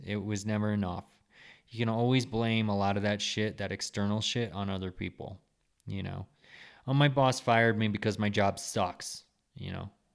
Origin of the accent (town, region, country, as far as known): United States